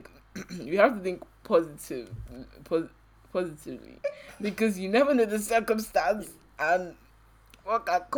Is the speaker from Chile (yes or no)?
no; Nigeria; I'm coming from Nigeria